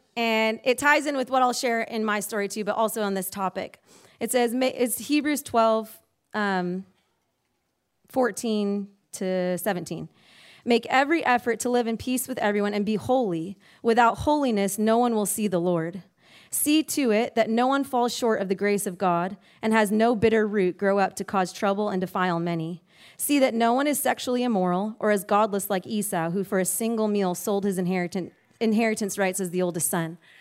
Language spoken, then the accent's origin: English; Hawaii, United States; moved away as an adult; we were born and raised in Hawaii